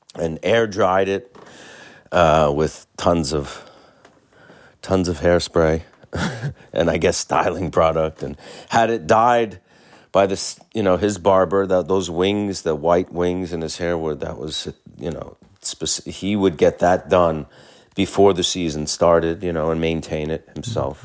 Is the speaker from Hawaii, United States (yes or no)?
no; New York, United States; as a New Yorker